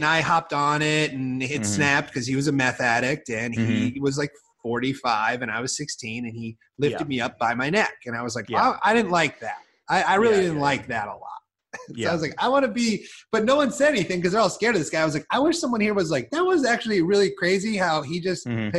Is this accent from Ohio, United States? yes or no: no; Iowa, United States; moved away; I grew up in bad Iowa.